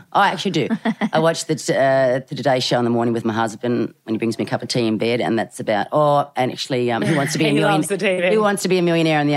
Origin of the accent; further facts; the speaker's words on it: Sydney, New South Wales, Australia; also born or lived in Eastern suburbs, Sydney; I grew up, started off in the eastern suburbs when I was a child because my parents were both from there. And then my father bought his first block of land at Eastwood